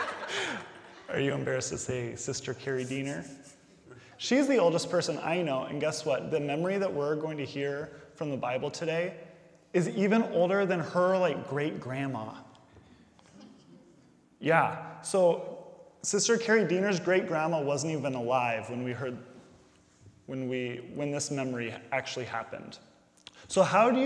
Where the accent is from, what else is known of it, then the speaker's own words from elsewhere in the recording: Indiana, United States; I grew up here in Indiana, so there was snow